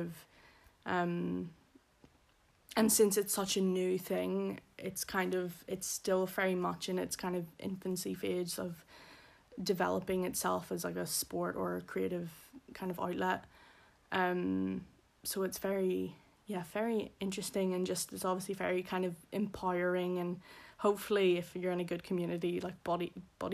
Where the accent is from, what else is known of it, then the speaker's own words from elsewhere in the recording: Belfast, Northern Ireland, United Kingdom; accent: posh Belfast; moved away; I'm from Belfast originally. The posh part of Belfast. So I also have a posh Belfast accent.